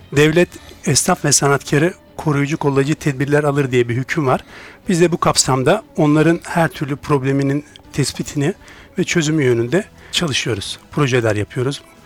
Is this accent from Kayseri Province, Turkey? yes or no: no; Bursa, Turkey; born or raised there; also born or lived in Trabzon (family origin); now in Ankara, Turkey